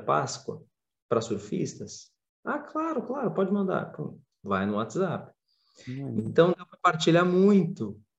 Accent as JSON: {"language": "Portuguese", "country": "Brazil", "moved": "as an adult", "lives_now": "Viana do Castelo, Portugal", "said": "sou brasileiro e estava aí há pouco tempo"}